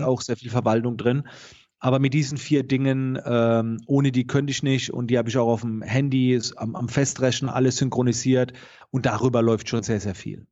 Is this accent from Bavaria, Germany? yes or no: no; near Heidelberg-Mannheim, Baden-Württemberg, Germany; man hört es. Ich komme aus der Nähe von Heidelberg-Mannheim